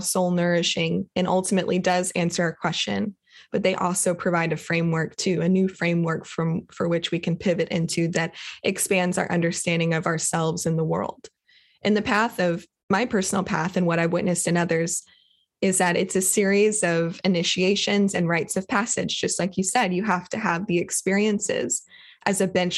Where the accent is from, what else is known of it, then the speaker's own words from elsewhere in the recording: Kentucky, United States; Grew up, I was born in Kentucky